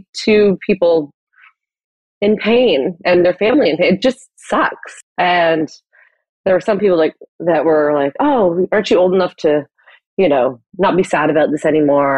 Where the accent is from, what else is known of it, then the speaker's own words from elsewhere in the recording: Hamilton, Ontario, Canada; also born or lived in Guelph; I grew up in Hamilton, Ontario, a great family, loving family